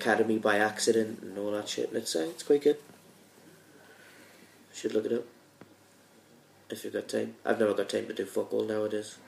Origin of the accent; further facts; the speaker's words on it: England, United Kingdom; now in Scotland, United Kingdom; I'm actually English